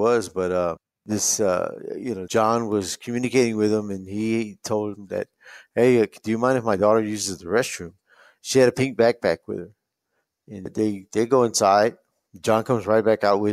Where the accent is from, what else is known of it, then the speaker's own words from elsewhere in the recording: San Antonio, Texas, United States; I was born in San Antonio. I went to school. I played ball